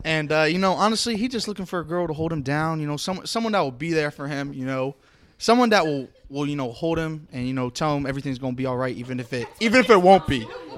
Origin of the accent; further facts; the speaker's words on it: Collegeville, Pennsylvania, United States; I'm also 22, and I'm from Collegeville.